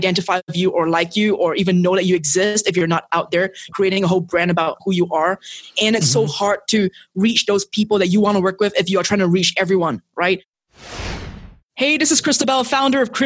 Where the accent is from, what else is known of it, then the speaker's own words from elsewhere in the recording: Singapore; moved away as an adult; now in Mexico; So I'm originally from Singapore. That's where I was born and raised